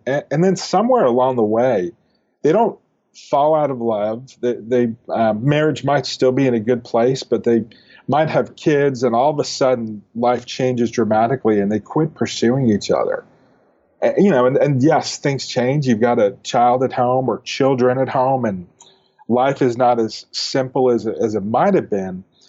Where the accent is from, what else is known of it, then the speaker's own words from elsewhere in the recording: Northeast, United States; now in Dallas, United States; I grew up in the Northeast